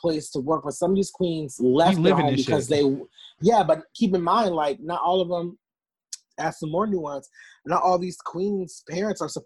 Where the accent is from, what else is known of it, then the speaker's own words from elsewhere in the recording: Newark, New Jersey, United States; also born or lived in East Orange, New Jersey; I am born and raised in Newark. You can tell I'm from there because I say Newark instead of Newark